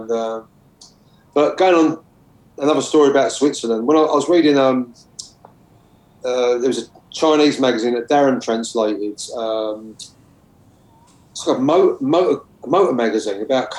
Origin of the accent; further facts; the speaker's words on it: United Kingdom; Because even though knowing who Bruce Lee was, especially being British, it wasn't as if he was in the States and he was watching The Green Hornet.